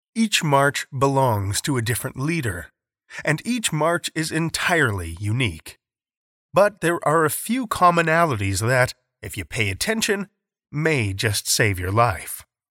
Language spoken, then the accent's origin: English; Saskatoon, Saskatchewan, Canada; my hometown of Saskatoon